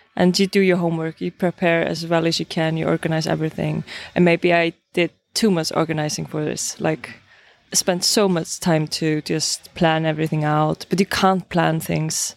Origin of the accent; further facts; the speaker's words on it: Iceland; I'm from Iceland